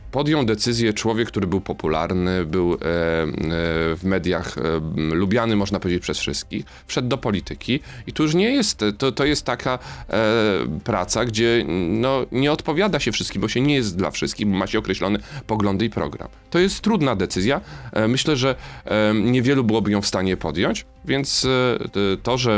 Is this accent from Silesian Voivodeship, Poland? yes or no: no; Kraków, Lesser Poland, Poland; accent: Kraków/Galician; Jestem z Małopolski, wiem, z Galicji, wiem, z Krakowa. Wiem. Y, jestem z tego dumny, że, że mam taki akcent